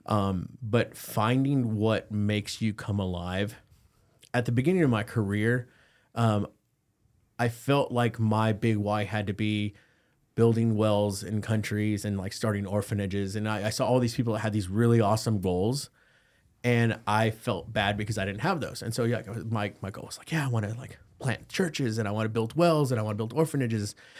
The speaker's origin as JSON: {"language": "English", "town": "McAllen", "region": "Texas", "country": "United States", "tie": "born or raised there", "moved": "yes", "said": "I started in South Texas in the Rio Grande Valley in McAllen. That's where my hometown's"}